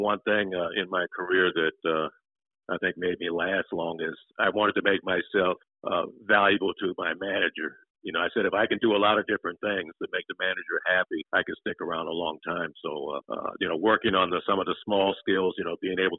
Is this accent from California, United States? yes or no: yes; Compton, California, United States; I grew up in the Los Angeles area out in Compton